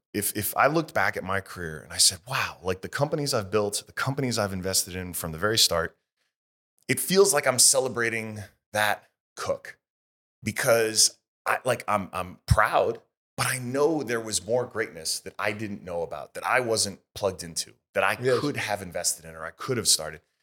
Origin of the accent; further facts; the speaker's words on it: United States; as an American